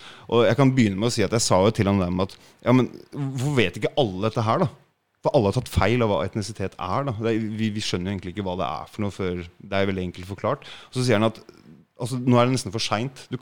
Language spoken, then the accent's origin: Norwegian; Jukkasjärvi, Norrbotten County, Sweden; vi kommer fra Jukkasjärvi, der eh, mye av familien Jukkasjärvi Det er eh, sånn ti, ti kilometer unna